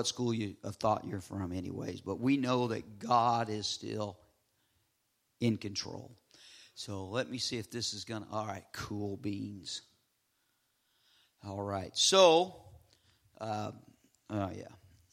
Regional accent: Southern California, United States; moved away; I'm from Southern California, a very diverse culture

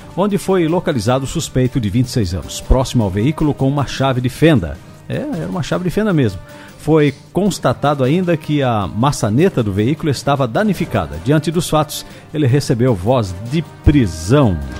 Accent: Corupá, Santa Catarina, Brazil; em Curupá, lá na Alvin Linsmeyer, minha terra natal

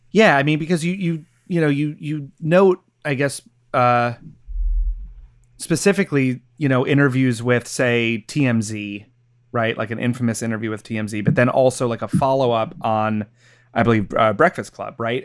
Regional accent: New York, United States; growing up in New York during the, during that time

